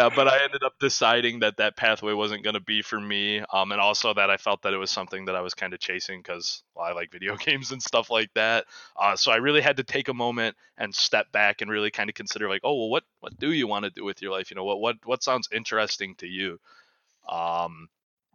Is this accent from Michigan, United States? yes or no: yes; Macomb, Michigan, United States; moved away as an adult; now in Kalamazoo, United States; I'm also from the Macomb, Michigan